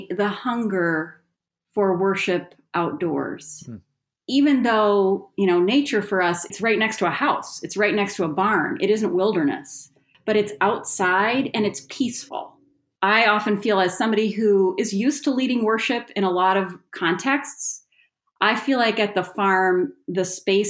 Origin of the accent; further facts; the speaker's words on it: Las Vegas, Nevada, United States; also born or lived in Greater Grand Rapids, Michigan; now in Grand Rapids, United States; I was originally born and raised in Las Vegas, Nevada.